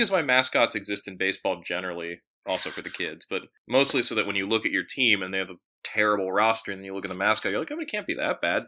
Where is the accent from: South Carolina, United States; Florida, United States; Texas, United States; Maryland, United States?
Maryland, United States; DC suburbs, Western; also born or lived in Boston, Massachusetts / Falls Church, Virginia; I came of age, like, you know, Western Maryland, Maryland suburbs, D C suburbs